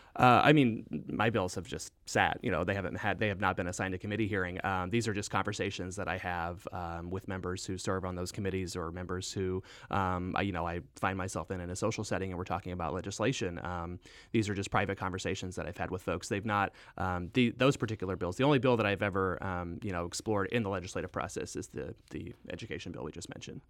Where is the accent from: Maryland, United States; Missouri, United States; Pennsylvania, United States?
Missouri, United States; Southwest; also born or lived in Saint Louis; I grew up in Southwest Missouri. I went to high school at Skyline High School in Hickory County, Missouri